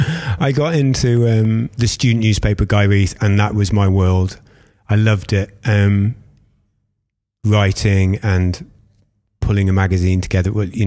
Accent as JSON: {"language": "English", "town": "Derby", "region": "East Midlands", "country": "United Kingdom", "tie": "born there", "also_born_or_lived": "Stourbridge", "said": "But yeah, born in Derby. Moved to Stourbridge when"}